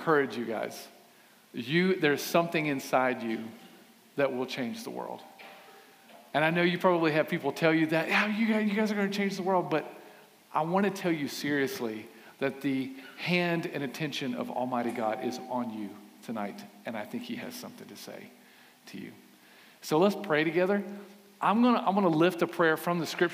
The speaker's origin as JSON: {"language": "English", "town": "Aiken", "region": "South Carolina", "country": "United States", "tie": "born or raised there", "said": "I grew up in Aiken, class of 1995, South Aiken High School, thoroughbreds."}